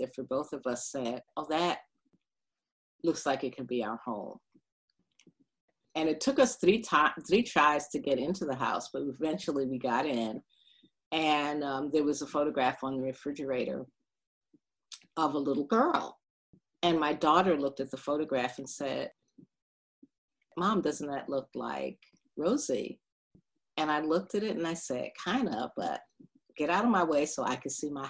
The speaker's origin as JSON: {"language": "English", "town": "New York City", "region": "New York", "country": "United States", "tie": "born or raised there", "also_born_or_lived": "Bed-Stuy, Brooklyn / Boston / Harlem", "moved": "as an adult", "lives_now": "Philadelphia, United States", "said": "I grew up in Brownsville"}